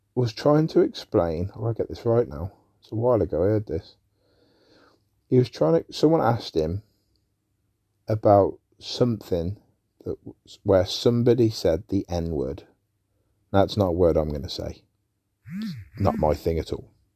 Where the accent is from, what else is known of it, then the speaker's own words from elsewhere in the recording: England, United Kingdom; I'm an Englishman. I'm British.